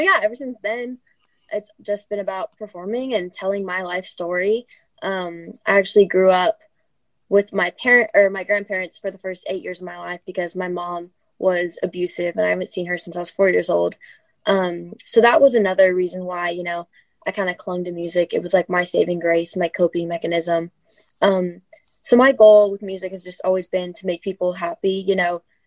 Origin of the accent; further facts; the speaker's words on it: Southern California, United States; I'm from Southern California